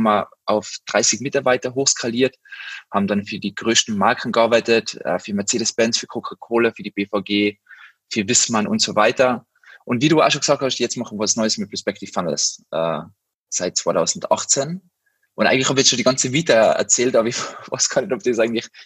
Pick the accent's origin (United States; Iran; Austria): Austria; Tyrol; moved away as an adult; now in Berlin, Germany; ich komme aus dem Zillersaal, äh, bin damals in die Tourismusschule äh, gegangen, weil ich glaube, das kennen einige Tiroler, die da vielleicht zuhören. Und bin dann mit 19 Jahren nach Berlin